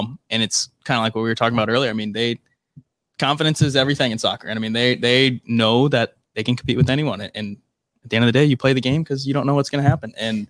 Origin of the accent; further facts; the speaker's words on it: St. Louis, Missouri, United States; now in Omaha, United States; I know St. Louis, where I grew up in my hometown